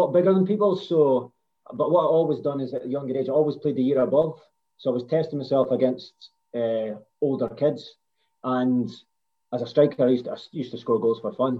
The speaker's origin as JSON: {"language": "English", "town": "Aberdeen", "region": "Scotland", "country": "United Kingdom", "said": "I'm from Aberdeen"}